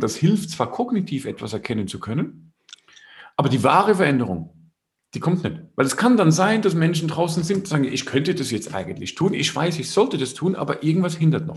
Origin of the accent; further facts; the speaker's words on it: Switzerland; Bei uns in der Schweiz